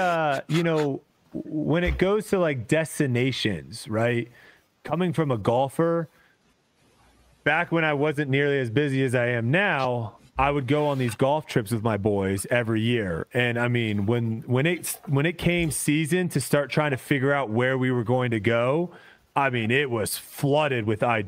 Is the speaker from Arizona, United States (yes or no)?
no; Texas, United States; it might be because I'm from Texas and it's a lot closer